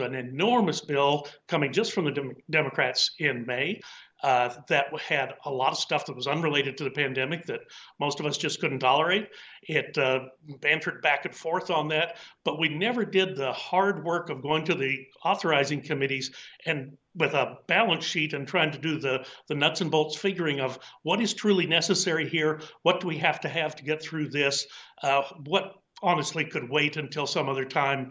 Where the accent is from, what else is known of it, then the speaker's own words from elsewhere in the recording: Texas, United States; I'm from Texas